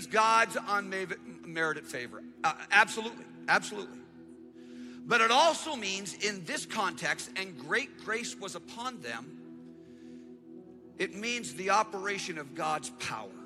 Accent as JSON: {"language": "English", "country": "Canada", "tie": "born or raised there", "moved": "yes", "said": "I grew up in Canada"}